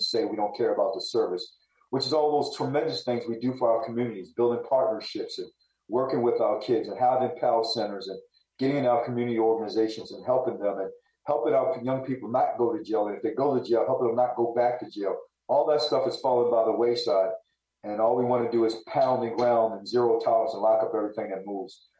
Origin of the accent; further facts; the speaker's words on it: Baltimore, Maryland, United States; moved away as an adult; I'm from Baltimore City. I'm born and raised. I don't live there now.